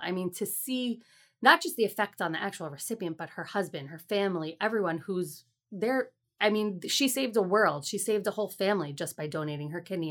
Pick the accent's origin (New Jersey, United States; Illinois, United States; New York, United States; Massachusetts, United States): New Jersey, United States; Fair Lawn; also born or lived in Teaneck, New Jersey; I grew up in Fairlawn, New Jersey